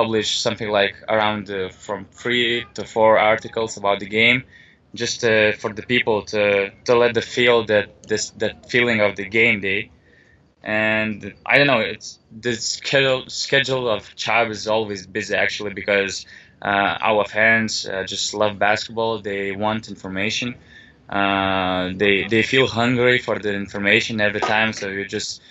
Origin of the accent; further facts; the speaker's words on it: Panevėžys, Panevėžys County, Lithuania; moved away as an adult; now in Vilnius, Lithuania; Originally, I was born in Panevėžys, but now I'm living in Vilnius